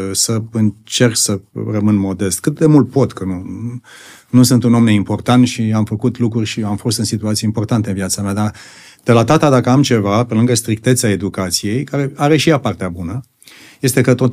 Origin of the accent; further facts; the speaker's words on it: Bucharest, Romania; born there; Și așa am, eu, eu m-am născut în București.